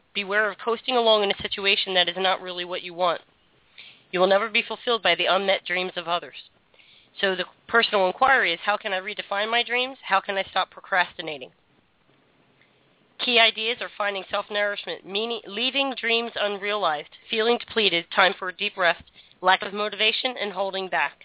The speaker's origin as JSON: {"language": "English", "town": "Philadelphia", "region": "Pennsylvania", "country": "United States", "tie": "born or raised there", "said": "I grew up in South Philly"}